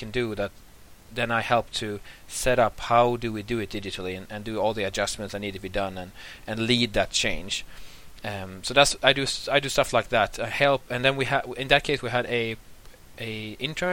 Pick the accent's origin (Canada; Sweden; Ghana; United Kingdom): Sweden; also born or lived in Åland; now in Turku, Finland; I'm from Sweden originally, but I've lived in Finland for some time, and also lived in Ahvenanmaa, but I'm happy now living in Turku